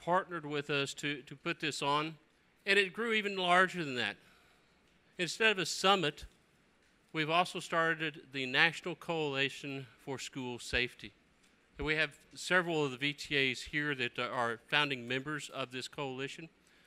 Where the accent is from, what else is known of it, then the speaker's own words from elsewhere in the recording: Alabama, United States; in my hometown of Alabama